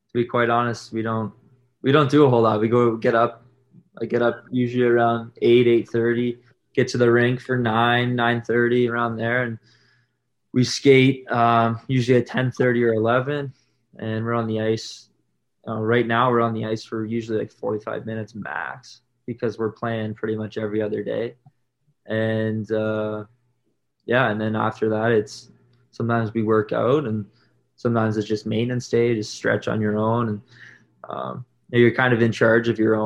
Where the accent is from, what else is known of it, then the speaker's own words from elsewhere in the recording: Whitby, Ontario, Canada; It was my hometown, I guess, hometown game from Whitby